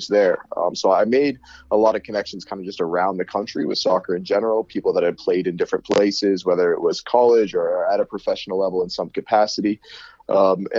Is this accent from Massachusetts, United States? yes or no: no; Erie, Pennsylvania, United States; youth club Erie Admirals, where I grew up in Erie, Pennsylvania